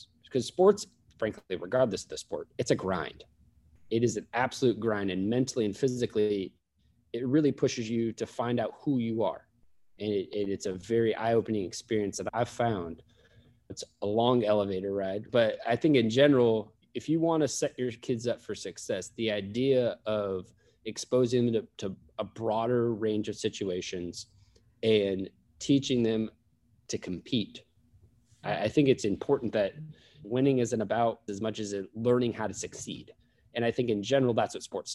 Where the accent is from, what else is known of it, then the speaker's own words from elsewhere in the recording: Sacramento, California, United States; I grew up in Sacramento